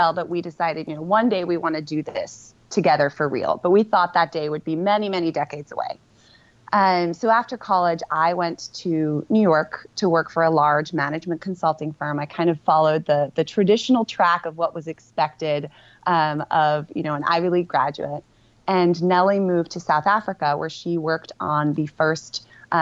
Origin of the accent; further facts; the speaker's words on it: Amsterdam, North Holland, Netherlands; moved away; also born or lived in London, United Kingdom; I was actually born in London, UK, with my two siblings to two parents who were both originally Dutch. And so at age six, we moved back to Amsterdam when my dad took over the family business, which is an art gallery. So I grew up in the Netherlands